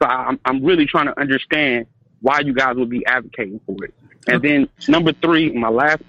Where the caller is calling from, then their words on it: Stone Mountain, Georgia, United States; calling from Stone Mountain.